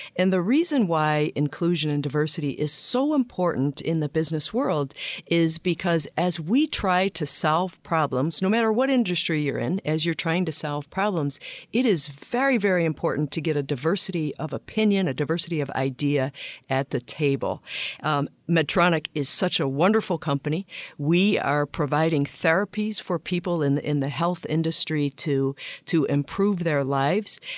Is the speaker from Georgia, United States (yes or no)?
no; Flint, Michigan, United States; I grew up in Flint, Michigan